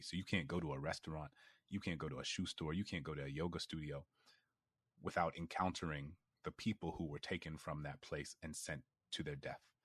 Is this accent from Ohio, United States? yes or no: no; New Orleans, Louisiana, United States; I grew up in New Orleans